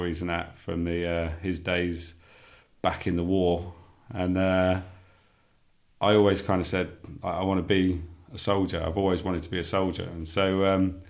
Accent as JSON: {"language": "English", "area": "Sussex", "region": "South East England", "country": "United Kingdom", "tie": "born or raised there", "said": "born and raised in Sussex, I was brought up on a council estate"}